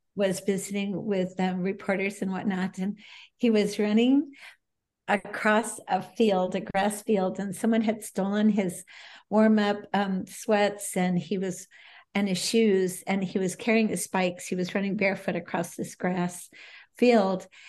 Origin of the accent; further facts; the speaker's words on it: Bay Village, Ohio, United States; I grew up in Cleveland, a suburb of Cleveland, Ohio, Bay Village